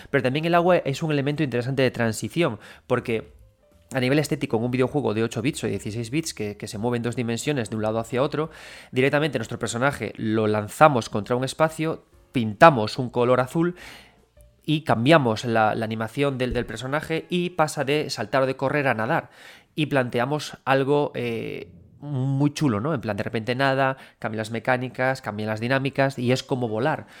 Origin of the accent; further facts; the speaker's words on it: A Coruña, Galicia, Spain; yo soy gallego